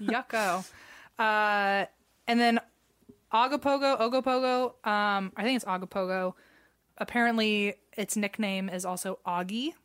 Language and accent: English; United States; I'm American